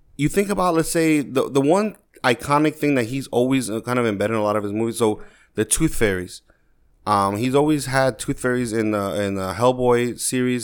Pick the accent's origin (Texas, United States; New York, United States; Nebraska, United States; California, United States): New York, United States; growing up in New York